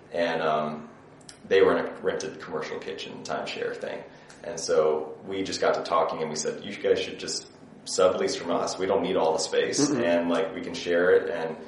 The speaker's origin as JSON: {"language": "English", "region": "Indiana", "country": "United States", "tie": "born or raised there", "said": "I'm from the Midwest"}